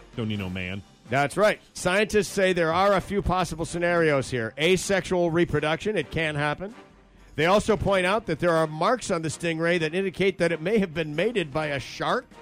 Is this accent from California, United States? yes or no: no; Grand Rapids, Michigan, United States; my hometown of Grand Rapids, Michigan